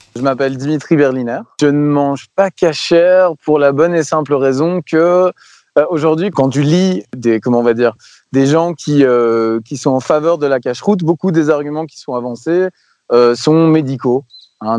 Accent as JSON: {"language": "French", "country": "Belgium", "said": "je suis belge"}